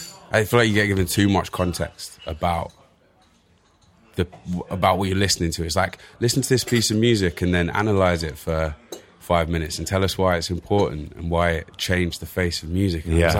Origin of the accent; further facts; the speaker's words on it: Bristol, South West England, United Kingdom; accent: Bristol; moved away; Can you tell from my strong Bristol accent?